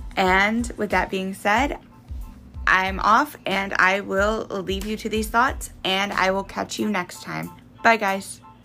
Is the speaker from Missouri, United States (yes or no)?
yes; Missouri, United States; I'm from Missouri